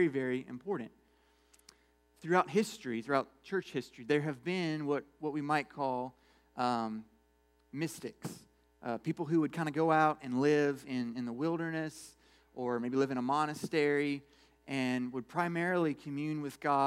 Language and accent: English; United States; I'm an American too